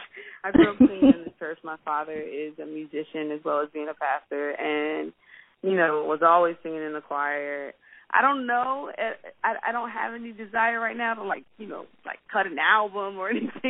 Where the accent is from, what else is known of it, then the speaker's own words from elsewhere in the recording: Washington, District of Columbia, United States; Grew up in D.C. with two Baptist pastors as parents